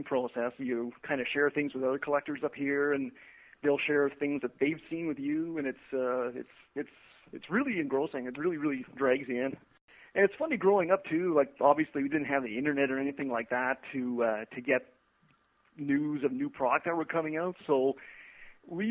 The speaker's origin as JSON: {"language": "English", "town": "Ottawa", "region": "Ontario", "country": "Canada", "said": "I'm from Ottawa, Ontario. It's the nation's capital"}